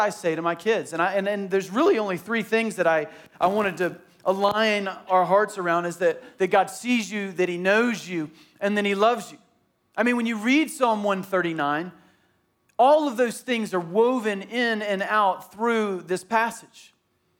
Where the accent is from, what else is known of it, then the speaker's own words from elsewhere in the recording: Tallahassee, Florida, United States; I grew up in Tallahassee and it was hilly